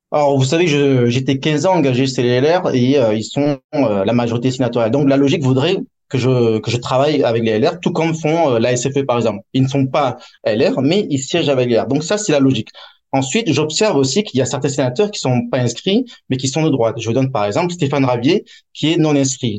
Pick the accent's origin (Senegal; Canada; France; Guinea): France; now in Hong Kong; En tant que Français étranger